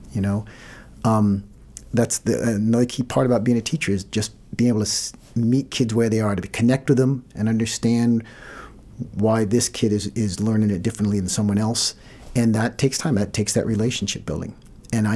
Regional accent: Maine, United States; also born or lived in West Virginia; when we came to Maine, we came from West Virginia

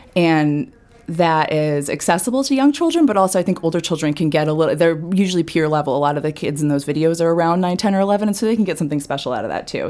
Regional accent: Falmouth, Maine, United States; also born or lived in New York; I'm from Falmouth originally

